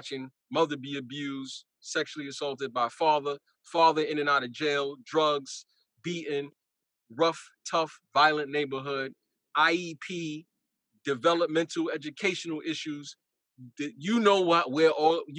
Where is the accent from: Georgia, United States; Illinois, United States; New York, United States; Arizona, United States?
New York, United States; New York City; growing up in Brownsville, where me and Keith grew up